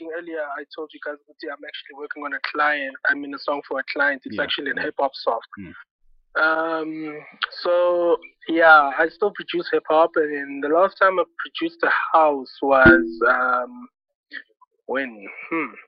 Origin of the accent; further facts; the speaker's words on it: Middelburg, Mpumalanga, South Africa; moved away; all the way from Mhluzi. Born and raised in Mhluzi, Middelburg.